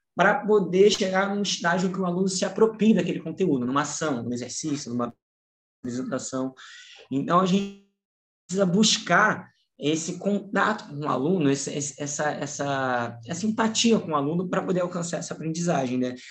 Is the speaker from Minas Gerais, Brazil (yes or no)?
no; Rio de Janeiro, Brazil; Eu sou do Rio de Janeiro